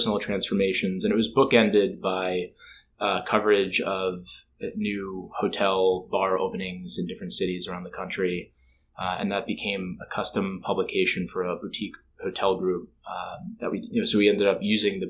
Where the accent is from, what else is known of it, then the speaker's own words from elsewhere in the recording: New Jersey, United States; also born or lived in Minneapolis; I grew up in New Jersey